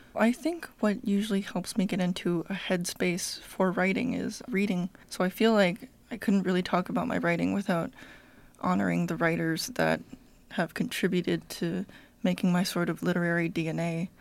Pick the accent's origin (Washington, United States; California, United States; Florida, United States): California, United States; I was born and raised in the California sunshine